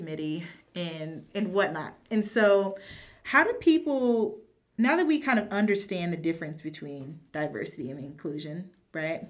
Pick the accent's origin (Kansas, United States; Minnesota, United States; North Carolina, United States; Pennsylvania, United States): Kansas, United States; growing up in Kansas